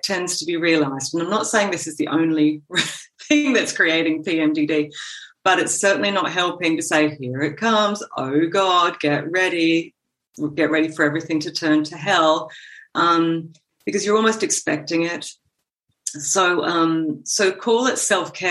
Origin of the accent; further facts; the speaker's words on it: Gold Coast, Queensland, Australia; moved away as an adult; also born or lived in Sydney, Australia / United Kingdom; now in Copenhagen, Denmark; I was born in Sydney and grew up on the Gold Coast.